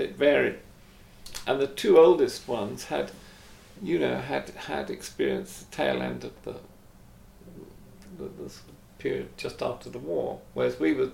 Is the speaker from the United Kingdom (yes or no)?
yes; England, United Kingdom; as an English person